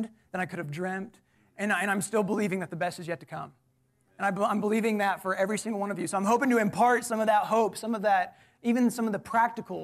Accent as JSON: {"language": "English", "town": "College Station", "region": "Texas", "country": "United States", "tie": "born or raised there", "said": "I'm actually from College Station. So born and raised"}